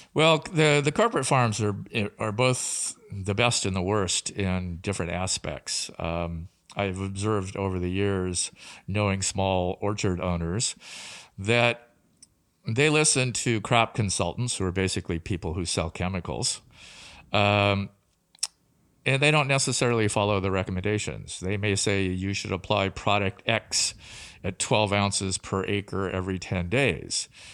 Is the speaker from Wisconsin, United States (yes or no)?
no; Tri-Cities, Washington, United States; I grew up in the Tri-Cities